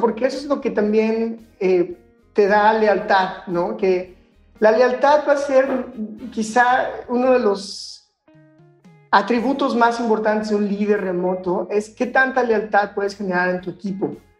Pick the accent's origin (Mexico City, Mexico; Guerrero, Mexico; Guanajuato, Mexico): Guanajuato, Mexico; also born or lived in Barcelona; Yo soy de Guanajuato